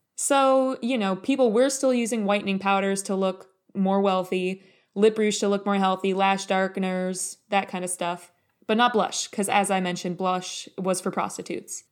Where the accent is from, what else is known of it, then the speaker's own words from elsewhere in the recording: United States; we're both American, so that means that we both grew up in this kind of patriarchy soup.